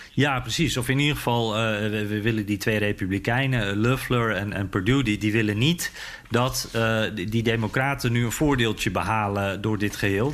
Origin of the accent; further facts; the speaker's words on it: Netherlands; Dus ik zo, Nederland